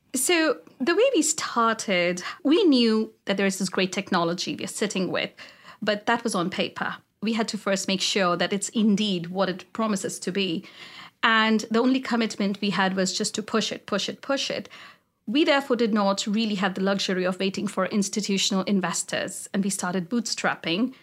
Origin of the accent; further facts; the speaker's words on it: India; moved away as an adult; now in United States; I grew up in India